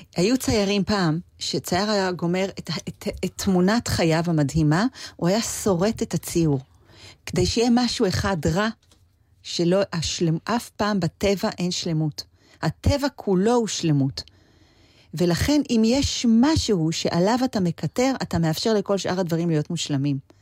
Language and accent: Hebrew; Israel; moved away; also born or lived in Los Angeles, United States; אני הרי באה מישראל